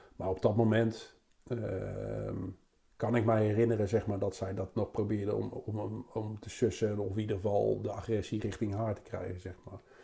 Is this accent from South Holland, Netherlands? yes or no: yes; Rotterdam, South Holland, Netherlands; te wonen in Rotterdam, zeg maar, waar ik ook geboren, waar ik geboren ben